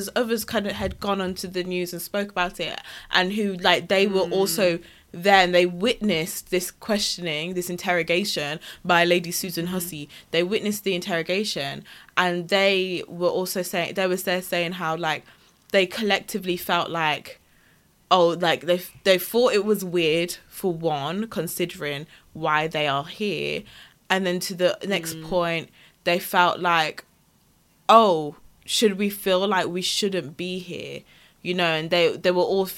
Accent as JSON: {"language": "English", "town": "Wolverhampton", "region": "West Midlands", "country": "United Kingdom", "said": "I was from Wolverhampton"}